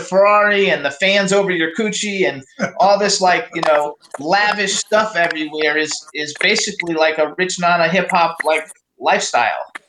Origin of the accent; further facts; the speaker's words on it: Miami, Florida, United States; I was born in Miami, so I'm from Miami. I was born in Miami